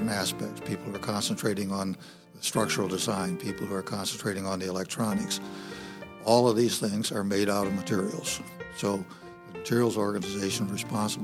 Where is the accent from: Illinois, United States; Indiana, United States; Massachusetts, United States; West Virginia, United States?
Indiana, United States; Fort Wayne; moved away; I was born and raised in Fort Wayne, Indiana